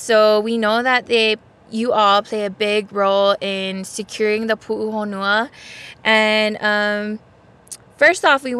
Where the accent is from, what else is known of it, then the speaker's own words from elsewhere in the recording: Papakolea, Oahu, Hawaii, United States; also born or lived in Kaimuki, Oahu; no papakalea oahu mai au noho ao ma kaimuki. … from Papakalea Oahu, now living in Kaimuki.